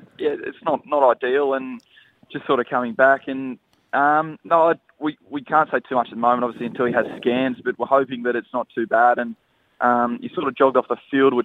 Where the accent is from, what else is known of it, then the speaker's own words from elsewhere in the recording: Newcastle, New South Wales, Australia; I'm from Newcastle.